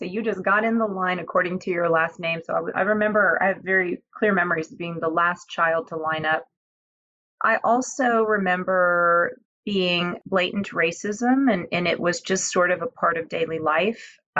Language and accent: English; Houston, Texas, United States; from an island called Cebu, and so very unusual background. And I grew up right here in Houston, Texas, so not a whole lot of other people with my ethnic background here.